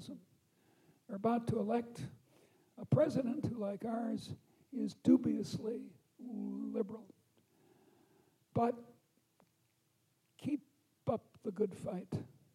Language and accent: English; Chicago, Illinois, United States; also born or lived in Boston; I come from Chicago.